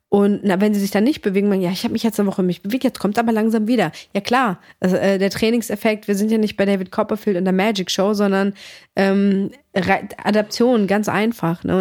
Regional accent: Greece; meine Mom, wir kommen aus Griechenland

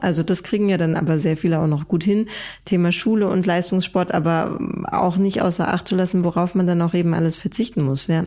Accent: Germany; bei uns in Deutschland

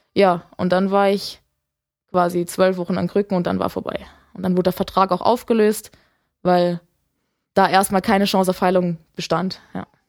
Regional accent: Lake Constance, Baden-Württemberg, Germany; habe in einem kleinen Dorf aufgewachsen am Bodensee

